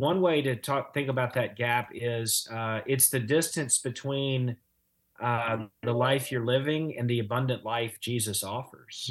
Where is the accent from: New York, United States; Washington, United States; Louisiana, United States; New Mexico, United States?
Louisiana, United States; moved away as an adult; also born or lived in Chattanooga, Tennessee / Los Angeles; now in Evansville, United States; I'm from the other L A. I grew up in Louisiana